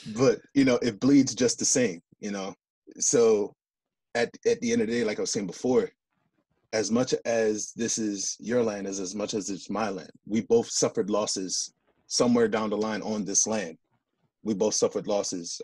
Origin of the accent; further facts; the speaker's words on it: United States; I grew up here in the States